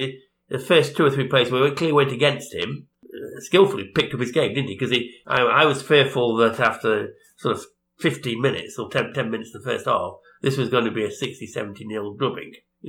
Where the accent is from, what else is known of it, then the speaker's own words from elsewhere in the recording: Derby, East Midlands, United Kingdom; I'm from Derby, I support Derby.